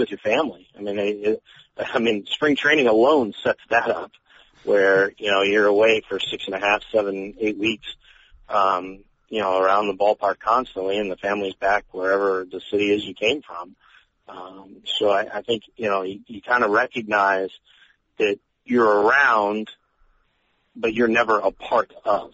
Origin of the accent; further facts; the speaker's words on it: Colorado, United States; moved away as an adult; now in St. Louis, United States; The newspaper I grew up reading in Colorado